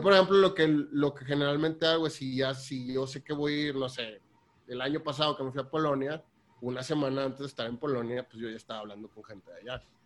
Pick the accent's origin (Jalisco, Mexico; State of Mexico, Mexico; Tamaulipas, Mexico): Tamaulipas, Mexico; Tampico; also born or lived in Saltillo / Netherlands; Soy de, Saltillo, pero me criaron en Tampico. Eh, allá trabajo, allá vivo